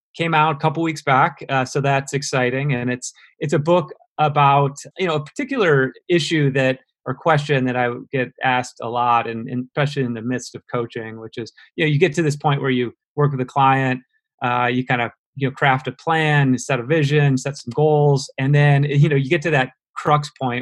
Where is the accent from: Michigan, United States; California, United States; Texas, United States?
Michigan, United States; Detroit; also born or lived in Chicago; went from there back to my hometown, which is Detroit, Michigan